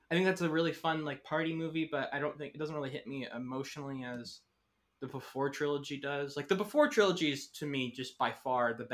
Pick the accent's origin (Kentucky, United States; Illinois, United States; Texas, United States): Texas, United States; I'm from Texas.